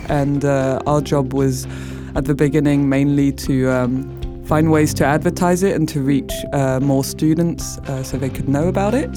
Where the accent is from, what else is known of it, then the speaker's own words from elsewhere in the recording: France; English is a second language; moved away as an adult; also born or lived in England; now in Uppsala, Sweden; where I grew up in France, it's near the mountains